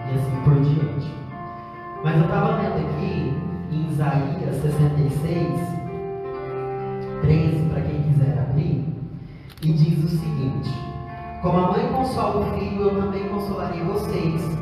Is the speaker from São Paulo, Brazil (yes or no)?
yes; São Paulo, Brazil; moved away; Eu sou paulista e meus, meus pais moram no interior de São Paulo.